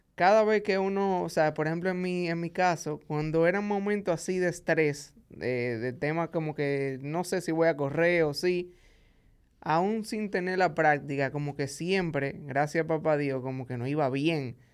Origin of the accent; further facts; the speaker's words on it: Santo Domingo, Distrito Nacional, Dominican Republic; also born or lived in Santiago, Dominican Republic; yo nací en Santiago. luego de los seis años de edad, a mi papá le dieron otro trabajo en la capital, aquí en Santo Domingo, y vinimos a vivir aquí